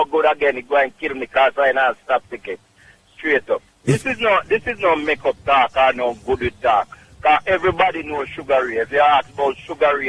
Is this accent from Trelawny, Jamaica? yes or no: yes; Clark's Town, Trelawny, Jamaica; also born or lived in Bronx, New York; Clarkstown, Jamaica, Trelawney